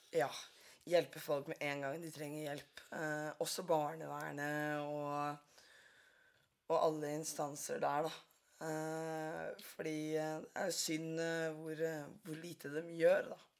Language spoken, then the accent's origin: Norwegian; Drammen, Buskerud, Norway; Jeg er fra Drammen